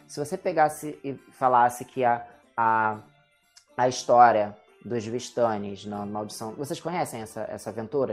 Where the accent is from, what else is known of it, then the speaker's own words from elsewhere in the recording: Rio de Janeiro, Brazil; eu sou do Rio